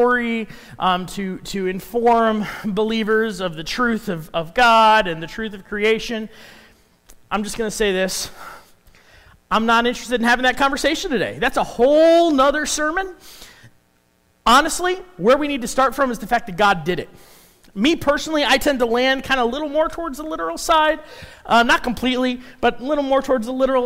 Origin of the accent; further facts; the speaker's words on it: Chicago, Illinois, United States; also born or lived in Minnesota; now in Council Bluffs, United States; I grew up in Chicago. I moved from there to Minnesota.